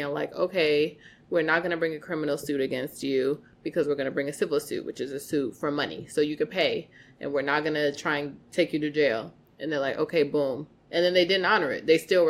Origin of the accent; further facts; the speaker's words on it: Broadview, Illinois, United States; I'm from Broadview.